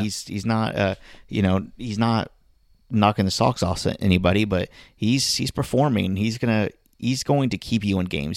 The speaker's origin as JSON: {"language": "English", "town": "Miami", "region": "Florida", "country": "United States", "tie": "born or raised there", "moved": "yes", "said": "my hometown, my, my, this is my team."}